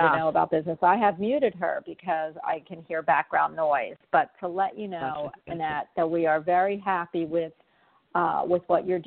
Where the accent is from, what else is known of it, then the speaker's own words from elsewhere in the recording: Havertown, Pennsylvania, United States; I'm from Philadelphia